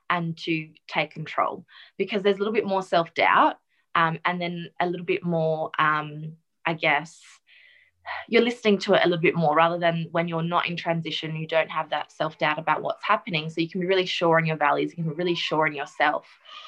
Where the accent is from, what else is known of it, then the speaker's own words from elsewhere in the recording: the Wheatbelt, country Western Australia, Australia; also born or lived in South Africa; now in Perth, Australia; I grew up in South Africa. I was actually born there. And we moved here when I was about 8 with my immediate family into the country. So country WA in the wheat belt.